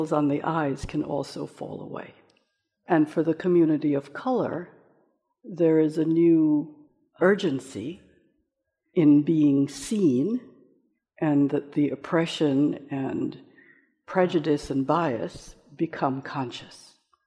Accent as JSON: {"language": "English", "country": "Jamaica", "moved": "yes", "lives_now": "United States", "said": "I come from Jamaica, which is a culture in which races have mixed for many generations"}